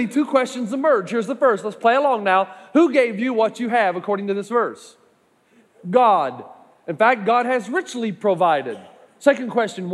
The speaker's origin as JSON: {"language": "English", "region": "East Tennessee", "country": "United States", "said": "I'm from East Tennessee"}